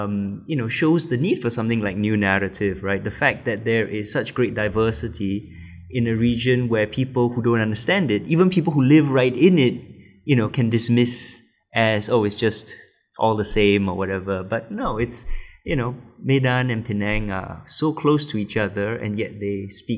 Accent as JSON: {"language": "English", "country": "Singapore", "said": "being Singaporean and not speaking any sort of Malay as a native language, only as a third language, which I've recently started learning"}